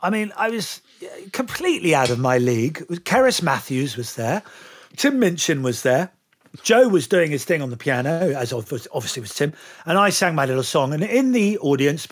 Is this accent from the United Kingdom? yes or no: yes; United Kingdom; accent: English; being a Brit